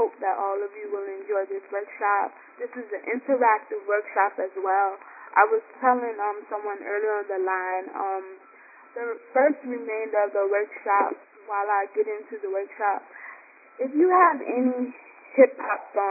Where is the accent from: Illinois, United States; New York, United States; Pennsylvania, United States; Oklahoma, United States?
New York, United States; New York City; now in Baltimore, United States; I'm calling from Baltimore, Maryland, but I'm originally from Brooklyn, New York